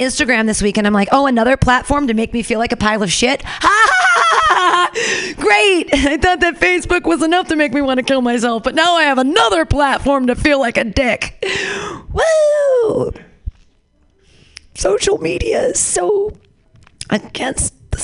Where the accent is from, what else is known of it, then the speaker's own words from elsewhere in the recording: United States; as Americans, were we taught